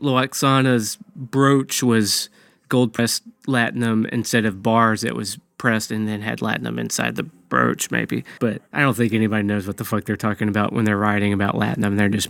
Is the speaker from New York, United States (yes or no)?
yes; Brooklyn, New York, United States; now in Florida, United States; I'm actually here from Brooklyn.